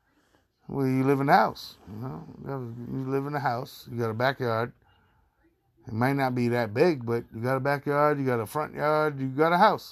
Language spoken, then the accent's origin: English; New York City, New York, United States; I'm from Queens, Far Rock. I love my borough.